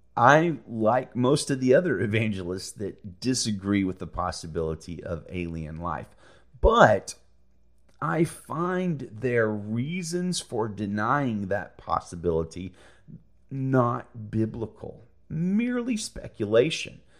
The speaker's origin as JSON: {"language": "English", "region": "Alabama", "country": "United States", "said": "I'm from Alabama"}